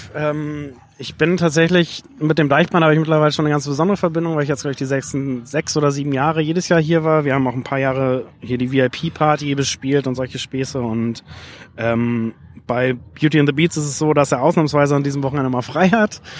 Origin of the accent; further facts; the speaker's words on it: Lüneburg, Lower Saxony, Germany; 1990 in meiner Heimatstadt Lüneburg auf dem Flugplatz